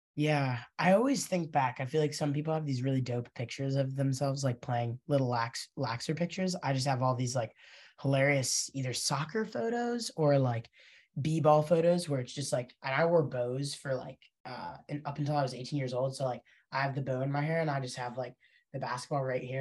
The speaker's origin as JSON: {"language": "English", "town": "Princeton", "region": "New Jersey", "country": "United States", "tie": "born or raised there", "said": "I grew up in Princeton"}